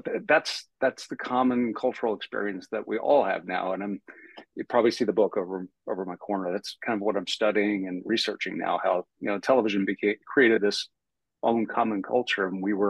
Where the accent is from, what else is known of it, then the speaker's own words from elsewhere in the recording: Prince George's County, D.C., Maryland, United States; moved away as an adult; also born or lived in Atlanta; I grew up outside of Washington, D.C., not typically considered the South, but my part of the suburbs were very much Southern. There's a dividing line across DC, sort of northeast to southwest, and I grew up on the southern side of that, literally across the street from tobacco farms.